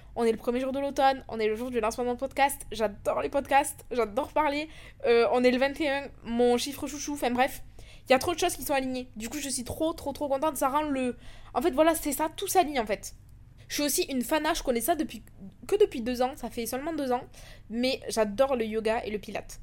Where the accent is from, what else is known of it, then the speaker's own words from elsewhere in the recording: France; moved away as an adult; also born or lived in London, United Kingdom; now in Dubai, United Arab Emirates; j'ai quitté la France en 2021